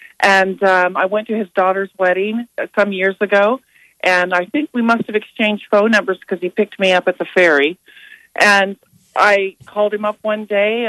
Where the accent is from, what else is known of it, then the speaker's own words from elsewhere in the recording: Washington, United States; moved away as an adult; now in Nebraska, United States; we're both from Washington State